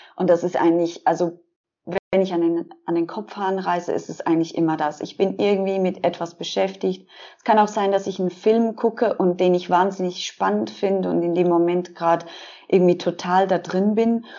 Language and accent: German; Switzerland; ich bin 33 und ich komme aus der Schweiz